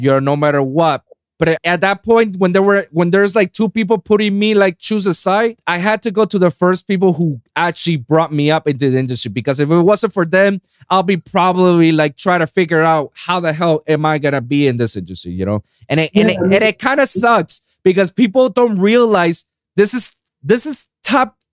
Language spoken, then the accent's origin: English; Puerto Rico; now in Miami, United States; doing festival stages in my hometown of Puerto Rico